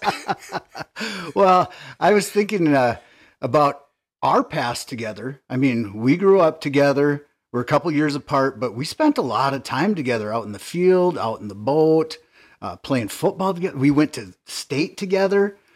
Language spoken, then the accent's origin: English; Nevis, Minnesota, United States; growing up in Nevis